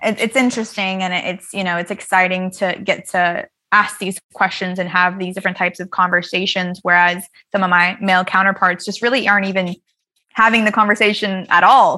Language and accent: English; the South, United States; growing up in the South